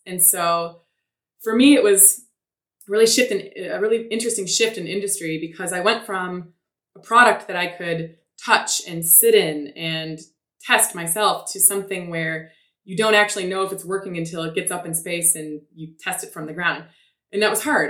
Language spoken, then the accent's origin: English; Detroit, Michigan, United States; I was born in Detroit